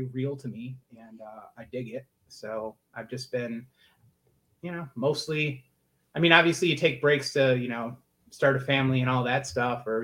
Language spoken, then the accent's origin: English; Buffalo, New York, United States; From Buffalo, New York.